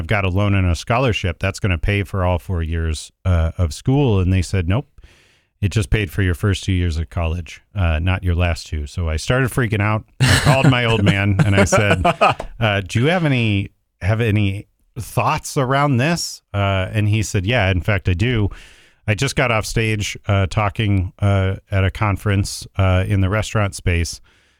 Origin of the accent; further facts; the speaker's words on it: Mentor, Ohio, United States; also born or lived in Cincinnati / Dayton; now in Columbus, United States; So I grew up in Mentor, Ohio. I was actually born in Cincinnati and have lived in Columbus now for the last 20 years.